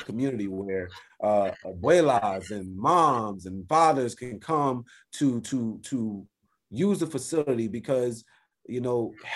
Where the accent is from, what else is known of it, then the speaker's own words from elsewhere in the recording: Compton, California, United States; I'm from Compton